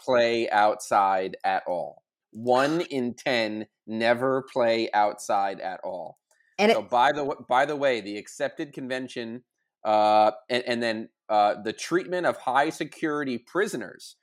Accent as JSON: {"language": "English", "area": "Long Island", "region": "New York", "country": "United States", "tie": "born or raised there", "said": "I grew up in Long Island"}